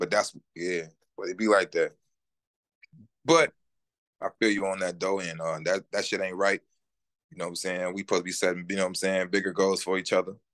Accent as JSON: {"language": "English", "town": "Minneapolis", "region": "Minnesota", "country": "United States", "tie": "born or raised there", "said": "I'm from the north side, born and raised"}